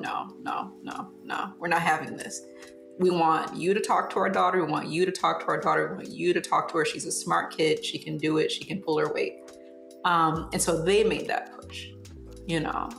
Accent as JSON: {"language": "English", "town": "Southfield", "region": "Michigan", "country": "United States", "tie": "born or raised there", "also_born_or_lived": "Detroit, Michigan", "moved": "as an adult", "lives_now": "Fort Wayne, United States", "said": "I grew up in Southfield, Michigan"}